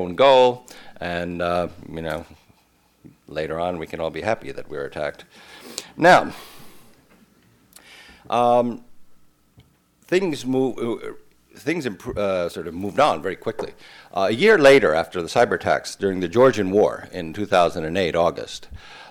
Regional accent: New Jersey, United States; now in Estonia; when I was growing up in New Jersey

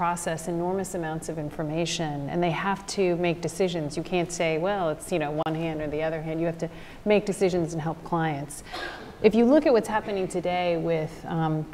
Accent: Southern California, United States; also born or lived in Taiwan; I grew up in Southern California

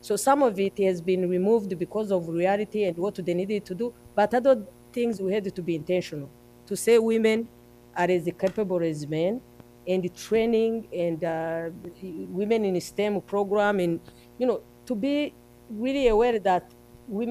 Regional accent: Rwanda; our country

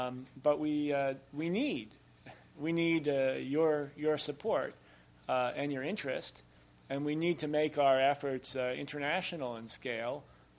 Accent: United States; as an American, from an American perspective

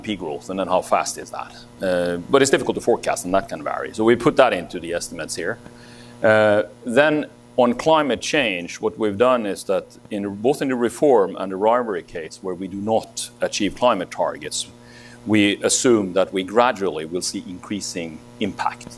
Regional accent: Norway; in my home country, in Norway

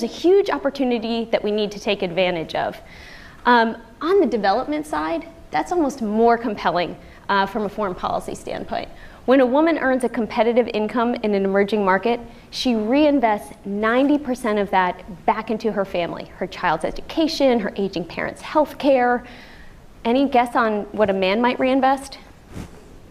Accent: Washington, District of Columbia, United States; I'm from Washington, D.C.

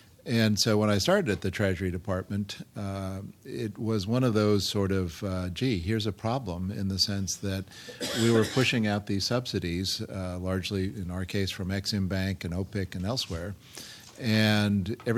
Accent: Beirut, Beirut Governorate, Lebanon; born there; also born or lived in Ankara, Turkey; I was born in Beirut because my father was a professor teaching at the American University of Beirut, and he loved to travel. He loved the Middle East, so we also spent time in Ankara, Turkey as a kid.

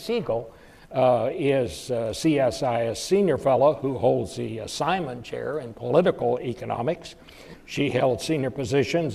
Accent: Fort Worth, Texas, United States; when I was growing up in Fort Worth

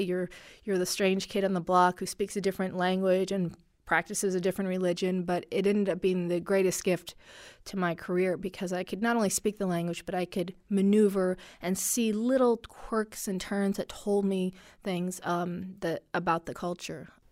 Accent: Washington, United States; first language Arabic; English is a second language; we ended up growing up in the Washington area because my dad took government work

